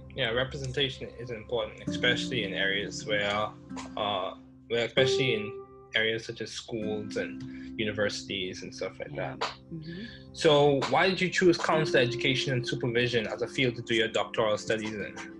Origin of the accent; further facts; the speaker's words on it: Bahamas; I grew up in the Bahamas